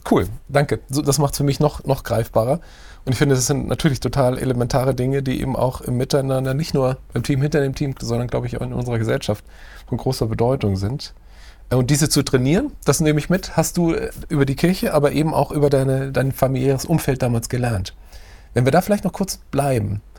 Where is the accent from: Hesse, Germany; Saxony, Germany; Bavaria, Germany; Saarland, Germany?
Saarland, Germany; Also ich bin gebürtiger Saarländer